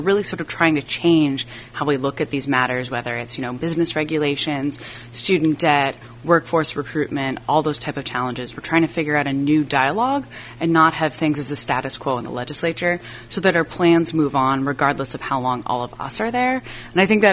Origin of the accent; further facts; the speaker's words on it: Brunswick, Maine, United States; growing up in Brunswick is I have known Stan for a long time